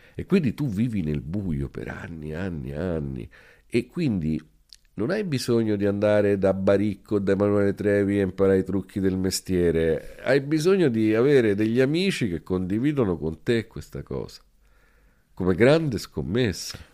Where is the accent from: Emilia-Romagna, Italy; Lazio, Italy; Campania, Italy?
Lazio, Italy; Rome; also born or lived in Calabria; Io sono cresciuto a Roma, adesso noi qua stiamo in una casa a tre secoli. Questa era una zona di Roma